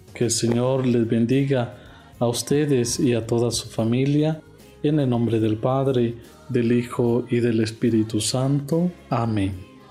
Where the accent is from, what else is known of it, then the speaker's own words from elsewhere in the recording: Honduras; moved away as an adult; now in Mexico; Soy de Honduras